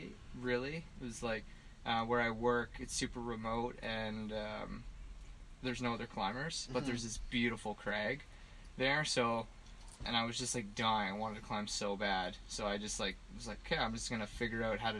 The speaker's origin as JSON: {"language": "English", "town": "Ottawa", "region": "Ontario", "country": "Canada", "tie": "born or raised there", "lives_now": "Western Canada", "said": "In Ottawa."}